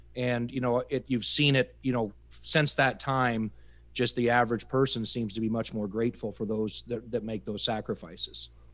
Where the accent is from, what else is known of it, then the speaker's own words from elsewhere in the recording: upper Iowa, United States; moved away as an adult; I grew up in the Midwest, uh, upper Iowa farm country.